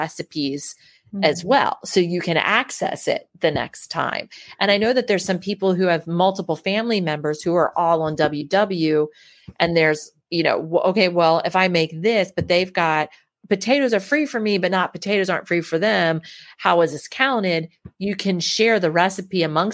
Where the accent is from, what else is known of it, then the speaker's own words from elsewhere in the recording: Baltimore, Maryland, United States; I'm from Baltimore